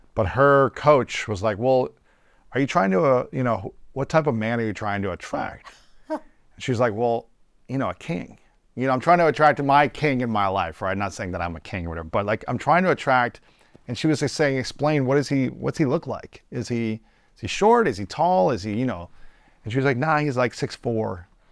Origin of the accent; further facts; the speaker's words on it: United States; growing up in America